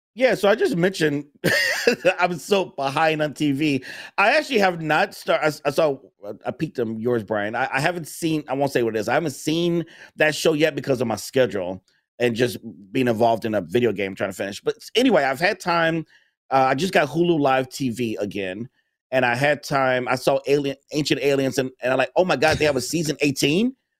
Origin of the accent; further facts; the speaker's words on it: Chicago, Illinois, United States; I'm from Chicago